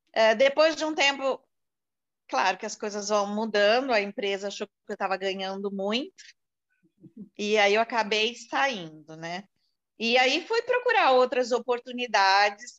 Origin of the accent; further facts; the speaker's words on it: São Paulo, Brazil; moved away as an adult; also born or lived in Recife; now in São José do Rio Preto, Brazil; Eu sou de São Paulo, eu não vivo mais em São Paulo há 17 anos